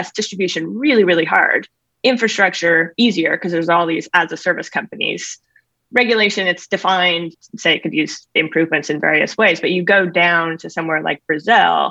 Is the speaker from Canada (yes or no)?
yes; Canada; moved away as an adult; also born or lived in California; I grew up in Canada, grew up doing our family finances.